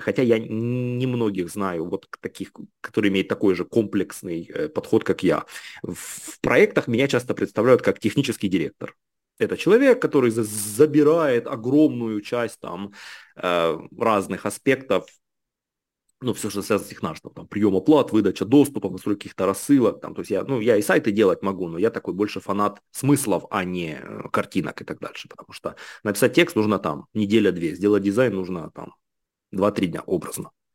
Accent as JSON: {"language": "Russian", "town": "Kharkiv", "region": "Kharkiv Oblast", "country": "Ukraine", "tie": "born or raised there", "also_born_or_lived": "Lyon, France", "moved": "as an adult", "lives_now": "Paris, France", "said": "я родился в городе Харькове, рос до школы я в Херсонской области, такой хлопчик с нашего села"}